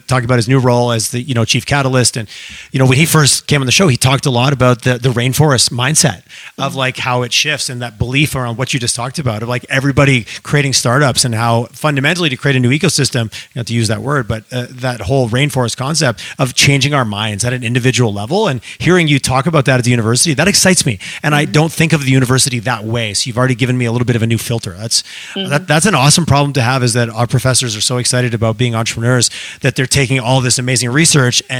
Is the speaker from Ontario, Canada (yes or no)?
no; Montreal, Quebec, Canada; now in Calgary, Canada; I grew up in Montreal, in great town and lots of awesomeness